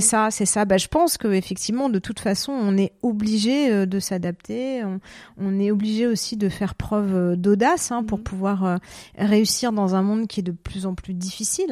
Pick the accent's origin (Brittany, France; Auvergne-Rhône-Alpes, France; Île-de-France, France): Île-de-France, France; Paris; moved away as an adult; now in Zurich, Switzerland; Je suis parisienne, hein, voilà, je suis arrivée en Suisse en 2016